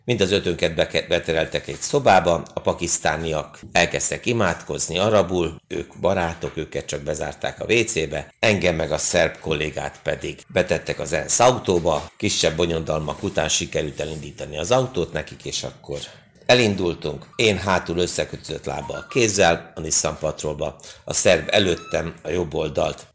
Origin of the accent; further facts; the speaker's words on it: Hungary; én magyar vagyok